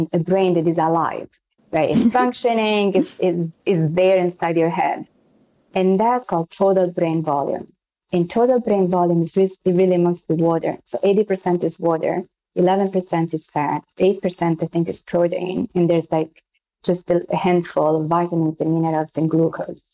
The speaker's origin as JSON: {"language": "English", "town": "Florence", "region": "Tuscany", "country": "Italy", "accent": "Italian and French", "second_language": "English", "moved": "as an adult", "lives_now": "New York City, United States", "said": "I'm from Florence in Italy."}